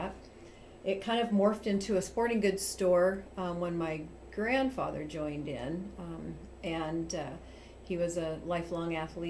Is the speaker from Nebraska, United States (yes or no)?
yes; York, Nebraska, United States; I'm originally born and raised in York.